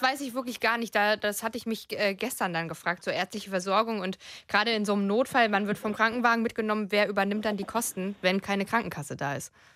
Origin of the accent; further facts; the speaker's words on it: Frankfurt am Main, Hesse, Germany; ich komme eigentlich aus Frankfurt am Main.